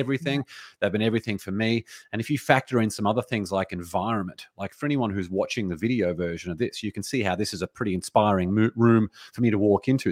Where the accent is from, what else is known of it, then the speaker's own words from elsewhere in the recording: Australia; now in United States; as an Australian, even though I live in America now